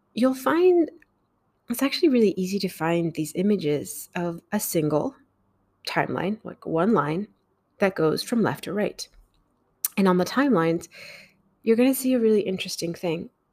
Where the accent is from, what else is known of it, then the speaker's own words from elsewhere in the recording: Mexico; I grew up in Mexico